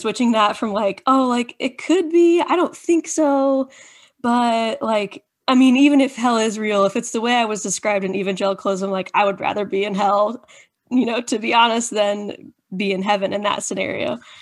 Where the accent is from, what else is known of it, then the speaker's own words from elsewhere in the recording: Indiana, United States; been born and raised in Indiana, conservative little, um, Indiana